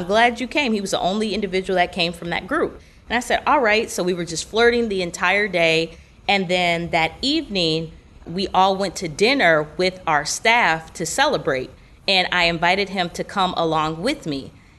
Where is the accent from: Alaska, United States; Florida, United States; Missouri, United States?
Florida, United States; Orlando; I'm from Orlando, and so I was traveling to New York for a tour that my mom and I both host.